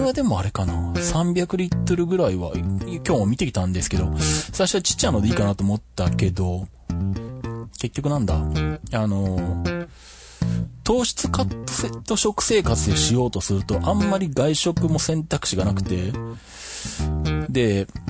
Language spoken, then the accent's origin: Japanese; Shizuoka, Japan; 地元の静岡県体操協会